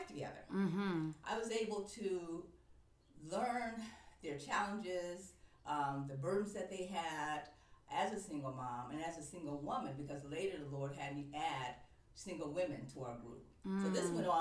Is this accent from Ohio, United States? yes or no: yes; East Cleveland, Ohio, United States; moved away as an adult; also born or lived in Atlanta, Georgia; I grew up in East Cleveland